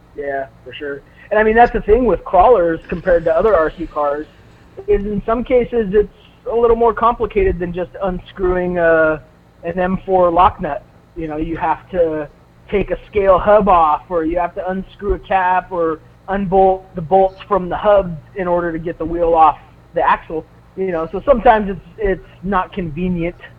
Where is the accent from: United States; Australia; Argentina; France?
United States; Southern California; I grew up in Southern California, and so the hobby industry was was pretty big down there